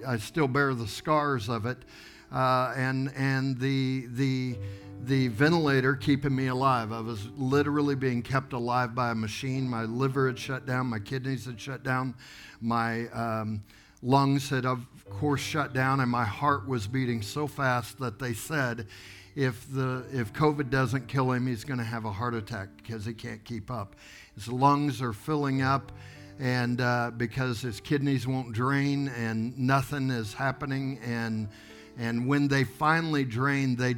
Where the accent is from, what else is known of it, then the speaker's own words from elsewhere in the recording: Tulsa, Oklahoma, United States; accent: Okie; moved away as an adult; we're here from Tulsa, Oklahoma, and we're pastoring a church